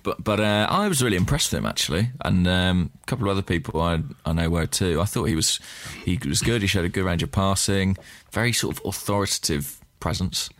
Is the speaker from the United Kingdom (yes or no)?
yes; England, United Kingdom; as an Englishman